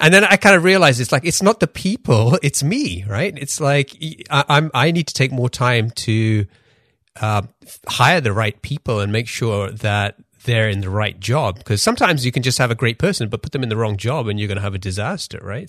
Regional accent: London, United Kingdom; also born or lived in Pakistan / Denmark; I grew up in London

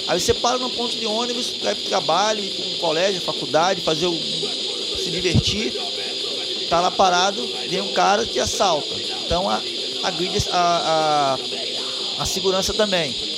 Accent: Sergipe, Brazil; also born or lived in Irajá, Rio de Janeiro; now in Rio de Janeiro, Brazil; eu via lá quando era criança no Nordeste, lá em Sergipe

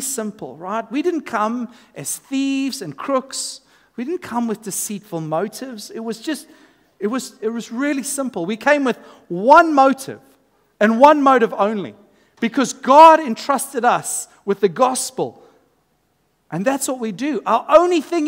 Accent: South Africa; now in Australia; as a South African coming into Australian culture

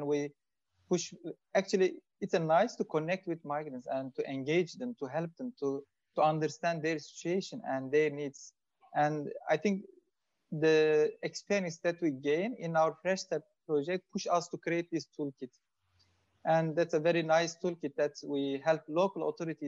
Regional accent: Turkey; moved away as an adult; now in Belgium; I am from Turkey, and since 2015, I have been living in Belgium.

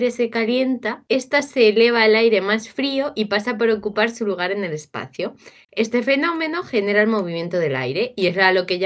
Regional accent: Galicia, Spain; No soy negacionista, soy, gallega.

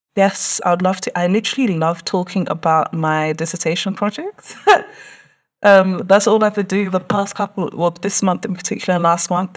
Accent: London, United Kingdom; I was born and raised in London. Um, literally spent most of my life in Tottenham

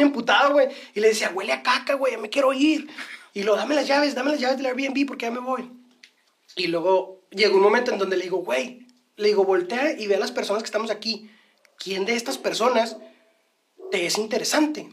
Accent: northern Mexico, Mexico; como buenos norteños

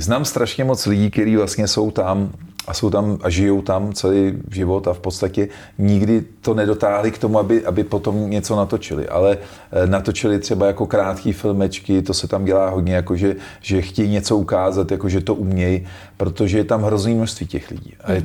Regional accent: Czechia; jsem hrdej na to, že jsem Čech

